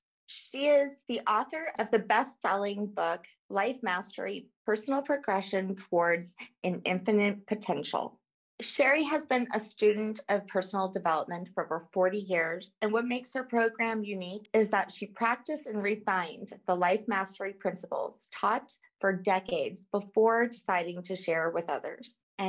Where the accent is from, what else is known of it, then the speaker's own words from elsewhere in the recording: New Orleans, Louisiana, United States; moved away; I'm originally from New Orleans, but I've lived here most of my life.